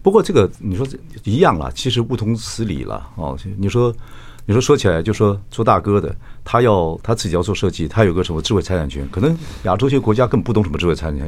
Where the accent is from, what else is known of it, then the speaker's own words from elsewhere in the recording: Taiwan; 因为我们台湾的这个税工程师的工作文化不一样